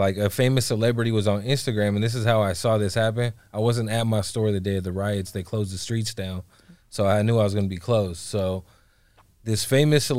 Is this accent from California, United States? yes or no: yes; Bay Area, California, United States; moved away as an adult; now in Los Angeles, United States; growing up in the Bay Area